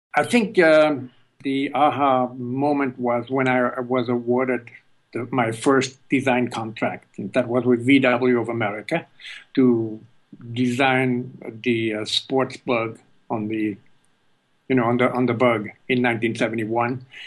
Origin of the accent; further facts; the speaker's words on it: Switzerland; moved away as an adult; also born or lived in California; now in United States; I was born in Switzerland